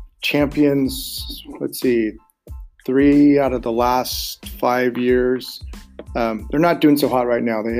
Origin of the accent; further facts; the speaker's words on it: Bay Area, California, United States; I grew up in the Bay Area where the Warriors are located